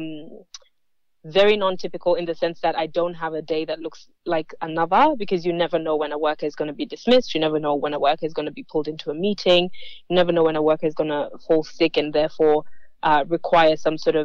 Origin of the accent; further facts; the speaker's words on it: Kenya; moved away as an adult; also born or lived in Adelaide, Australia; now in Melbourne, Australia; I migrated to Australia about 12 years ago. I'm Kenyan Australian